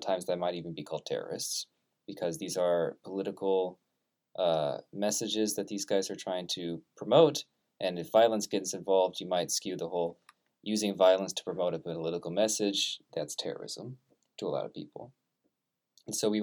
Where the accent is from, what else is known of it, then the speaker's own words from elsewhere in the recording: Portland, Oregon, United States; I'm from Portland, of the area around Portland